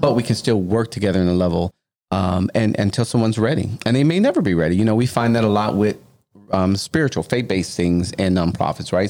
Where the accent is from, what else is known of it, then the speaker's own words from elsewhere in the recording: Louisiana, United States; moved away; I'm originally from Louisiana, right? And where we're building is in my home city.